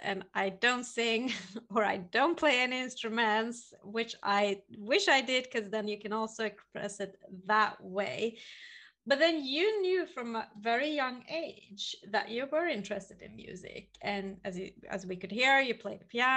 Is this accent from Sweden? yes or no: yes; Sweden; Sweden, my hometown